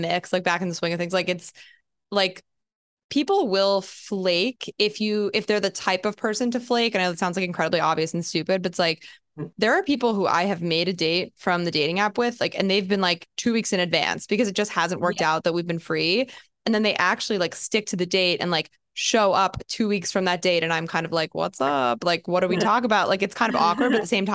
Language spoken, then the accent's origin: English; New Jersey, United States; moved away as an adult; also born or lived in Austin, Texas; now in New York, United States; I'm from Jersey